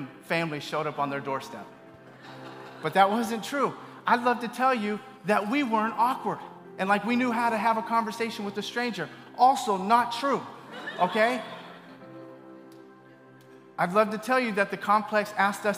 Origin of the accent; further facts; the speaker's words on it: Bay Area, California, United States; moved away as an adult; I grew up in the Bay Area, but I've been gone for a while